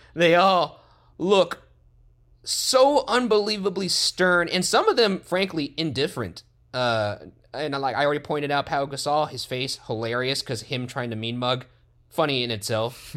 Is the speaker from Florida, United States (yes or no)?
no; Los Angeles, California, United States; we grew up in Los Angeles